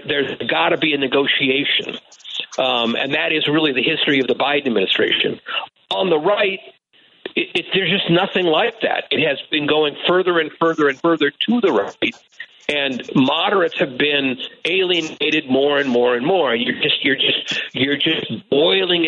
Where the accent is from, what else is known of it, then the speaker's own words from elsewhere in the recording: St. Louis, Missouri, United States; where I grew up in the St. Louis suburbs